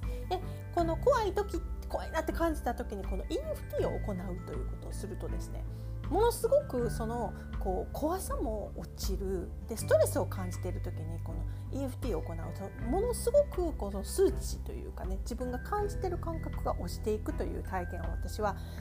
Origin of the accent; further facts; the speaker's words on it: Kansai, Japan; 私はですね、やっぱり関西で育ってるんで